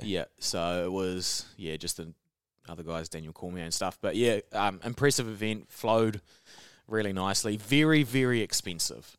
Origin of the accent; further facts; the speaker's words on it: New Zealand; accent: Kiwi; They recognise my accent straight. I, I'd say hello, and they'd be like, "Oh, Kiwi."